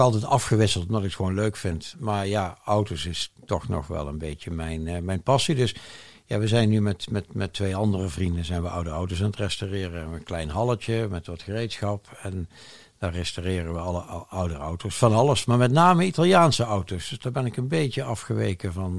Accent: Eindhoven, North Brabant, Netherlands; moved away as an adult; We zijn weer terug, met mijn vrouw en ik zijn weer terug in eh, mijn geboortestad Eindhoven. Ja. In het mooie Brabant

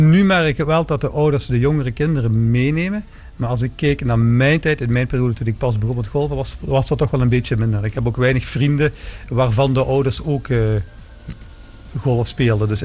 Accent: Lanaken, Flanders, Belgium; also born or lived in Maastricht; Ik ben in België opgegroeid maar wel een Maastrichtse achtergrond.

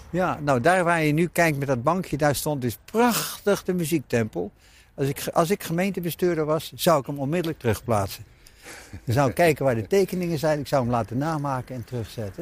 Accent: Dordrecht, South Holland, Netherlands; also born or lived in Hoogkarspel / Naaldwijk / Amsterdam; zijn we hier komen wonen in het Oranjepark, in het huis hier op de hoek

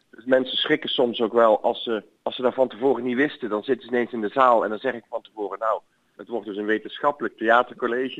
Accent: Boxmeer, North Brabant, Netherlands; het is waar ik vandaan kom. Ik ben geboren in Boksmeer.

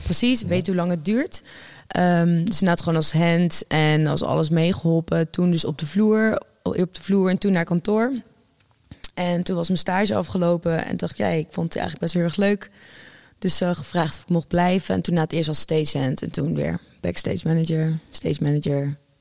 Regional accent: Utrecht, Netherlands; ik kom natuurlijk gewoon uit Utrecht

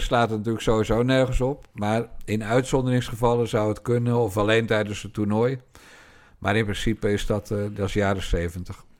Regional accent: Rotterdam, South Holland, Netherlands; want ik ben een Rotterdammer. En ik ben geboren in de wijk Feyenoord

